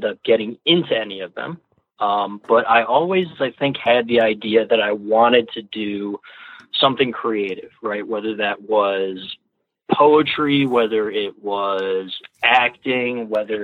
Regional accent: Ann Arbor, Michigan, United States; now in Seattle, United States; I grew up in Ann Arbor

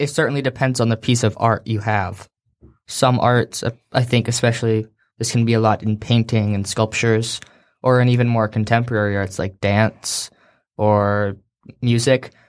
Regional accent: Seattle, Washington, United States; we're from Seattle

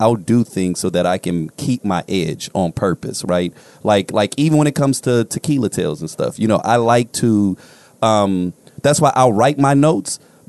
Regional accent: Inglewood, California, United States; Like, when you're growing up in Inglewood

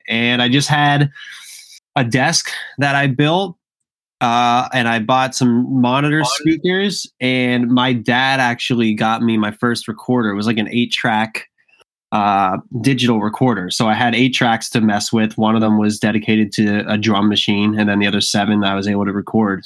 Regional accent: Tamaqua, Pennsylvania, United States; moved away; also born or lived in Philadelphia; I grew up in Pennsylvania in a town called Tamaqua, which is like 45 minutes from Allentown, Pennsylvania.

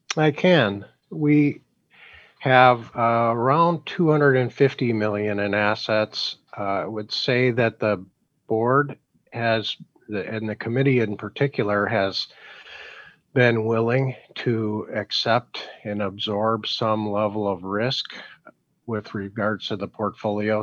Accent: Chicago, Illinois, United States; also born or lived in Milwaukee; I was from from Chicago at the time

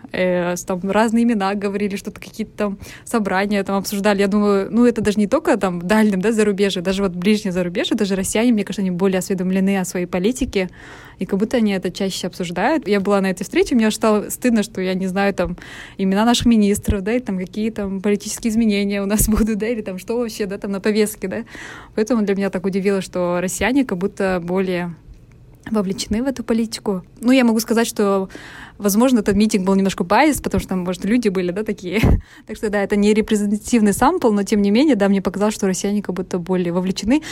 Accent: Almaty, Kazakhstan; в моем родном городе

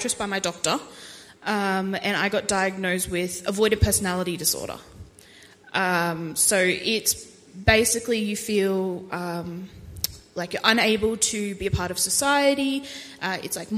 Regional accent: Toowoomba, Queensland, Australia; I was born in Toowoomba at the Toowoomba Base Hospital. However, growing up for the first 5 or 6 years of my life, we moved around a lot due to the army. So I really didn't see Toowoomba much until I was sort of hitting school

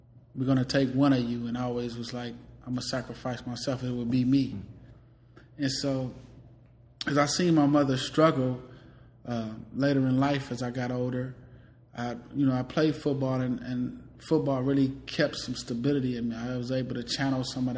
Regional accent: Richmond, California, United States; also born or lived in Decatur, Illinois, United States; I'm originally from Decatur, Illinois. I moved to Richmond, California at the age of six

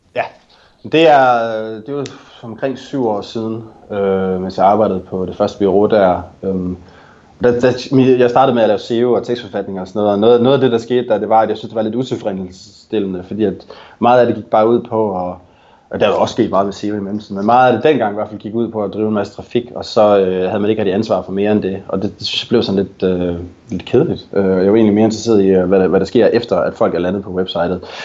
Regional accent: Denmark; moved away as an adult; now in Vancouver, Canada; mit hjemland, øh, og også mig selv som dansker

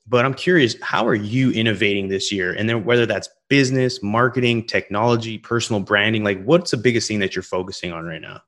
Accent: Western Canada, Canada; moved away; also born or lived in Gulf of Mexico coast; I'm from, originally from Western Canada.

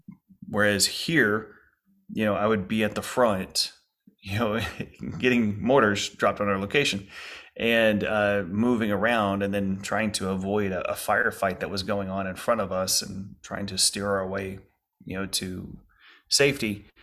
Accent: Lake Charles, Louisiana, United States; home was hit in Lake Charles, Louisiana, by Hurricane Laura and then Hurricane Delta. So my city, my hometown city, just got hit so hard.

